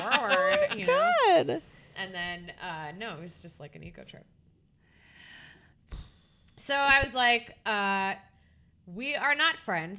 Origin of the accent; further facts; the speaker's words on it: Maryland, United States; And I was like, oh, Maryland.